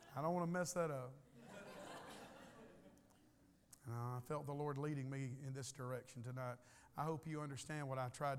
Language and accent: English; United States; I'm an American and I live in a rich country